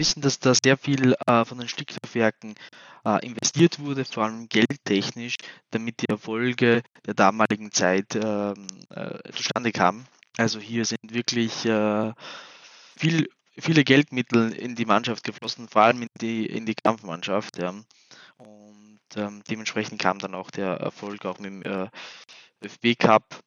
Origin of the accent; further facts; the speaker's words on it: Linz, Upper Austria, Austria; also born or lived in Kosovo; ich bin mit dreieinhalb, vier Jahren äh, nach Linz gezogen